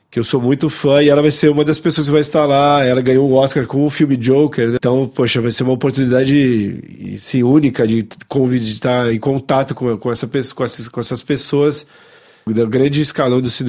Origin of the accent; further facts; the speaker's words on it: Paris, Île-de-France, France; born there; Bom, é verdade, eu nasci aqui na, na, em Paris, né, um, um pouco por acaso, né, mais ou menos.